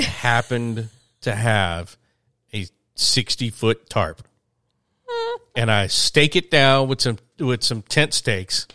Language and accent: English; a small town outside of Birmingham, Alabama, United States; I am from a small town